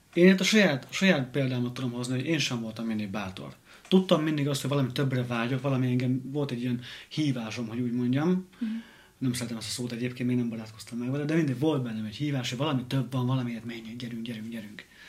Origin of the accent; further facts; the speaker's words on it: Hungary; moved away as an adult; also born or lived in London; én kisvárosból származok